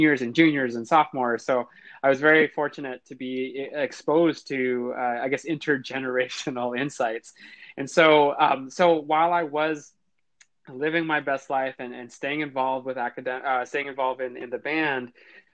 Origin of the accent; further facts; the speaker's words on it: Central California, United States; I lived in an area or in a city in Central California that had a huge agriculture population